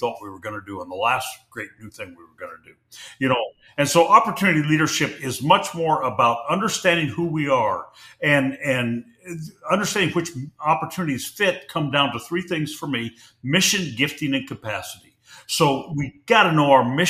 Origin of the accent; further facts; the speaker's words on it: Pacific Northwest, United States; I grew up in the Pacific Northwest